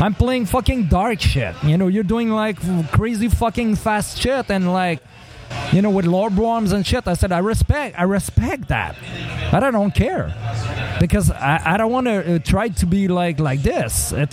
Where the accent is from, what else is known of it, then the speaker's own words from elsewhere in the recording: Saguenay, Quebec, Canada; moved away; also born or lived in Montreal; I'm from Saguenay. And when I moved there, there was, you know, in 93